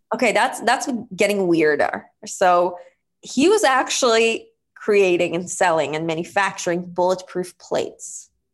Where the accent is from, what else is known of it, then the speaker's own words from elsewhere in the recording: Israel; moved away; I was born and raised in Israel